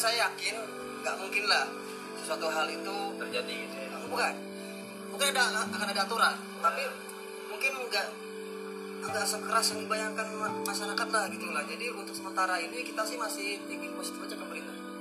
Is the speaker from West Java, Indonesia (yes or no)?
yes; Cileungsi, West Java, Indonesia; Saya dari Cilengsi